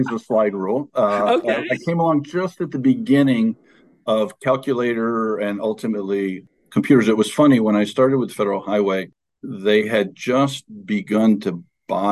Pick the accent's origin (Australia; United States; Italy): United States; Torrington, Connecticut; I grew up in Connecticut, Torrington, Connecticut.